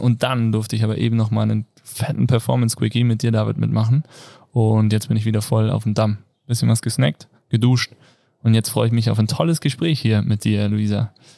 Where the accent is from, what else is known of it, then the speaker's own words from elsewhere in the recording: Kassel, Hesse, Germany; now in Innsbruck, Austria; ich komme aus Kassel